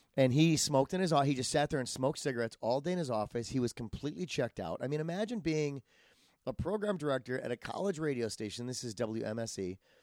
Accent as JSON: {"language": "English", "region": "Wisconsin", "country": "United States", "moved": "yes", "lives_now": "Los Angeles, United States", "said": "I'm from Wisconsin, I move out here"}